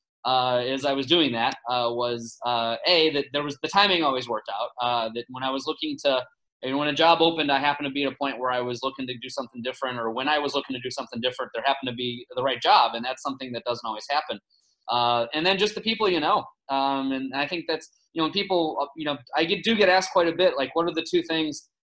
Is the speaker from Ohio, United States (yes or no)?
yes; Ohio, United States; there's my hometown in Ohio